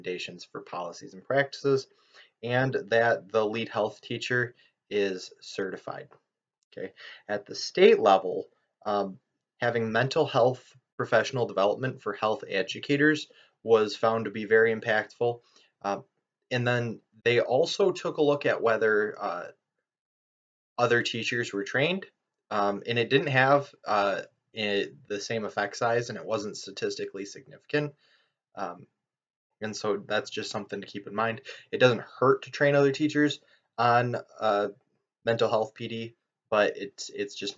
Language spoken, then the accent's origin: English; Lee Township, Michigan, United States; my hometown, Lee Township, Michigan, population 4,270